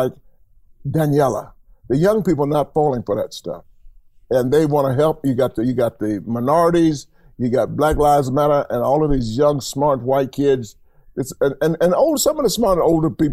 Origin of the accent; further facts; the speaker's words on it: Atlanta, Georgia, United States; also born or lived in Akron, Ohio / New Mexico; I'm born and raised in Atlanta.